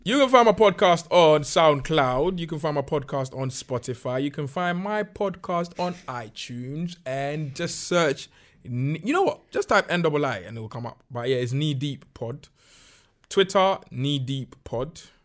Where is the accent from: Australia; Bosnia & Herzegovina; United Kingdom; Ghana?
Ghana; moved away; when I was growing up in Ghana